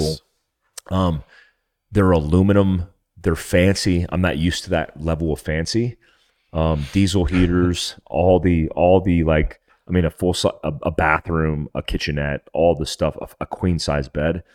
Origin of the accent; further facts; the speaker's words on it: North Carolina, United States; I grew up Jeeping in North Carolina in my T J